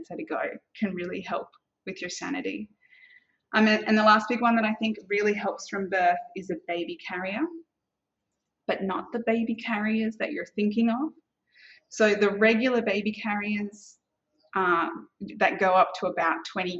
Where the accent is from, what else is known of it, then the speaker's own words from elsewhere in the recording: Australia; now in Singapore; And so I'm Australian. Coming from Australia